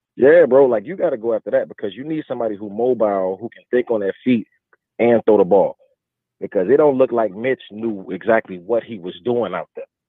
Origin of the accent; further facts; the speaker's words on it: Chicago, Illinois, United States; moved away as an adult; now in North Carolina, United States; I was born and raised in Chicago. I left to North Carolina due to the military